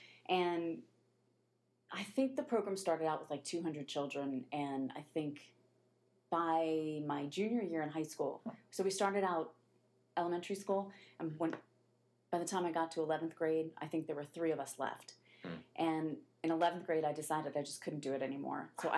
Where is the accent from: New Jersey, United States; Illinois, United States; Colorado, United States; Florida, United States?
Florida, United States; Miami; Well, it was funny because I grew up in Florida